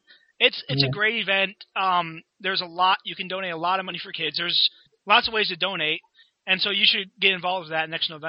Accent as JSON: {"language": "English", "country": "United States", "said": "even as an American"}